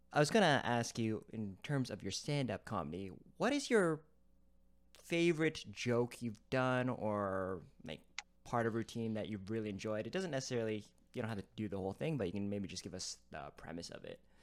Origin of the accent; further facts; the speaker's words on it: Toronto, Ontario, Canada; as another Torontonian